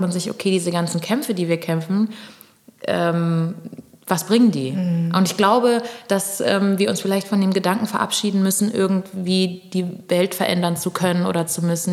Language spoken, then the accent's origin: German; Düsseldorf, North Rhine-Westphalia, Germany; also born or lived in Pernambuco, Brazil; now in Berlin, Germany; ich bin in Düsseldorf aufgewachsen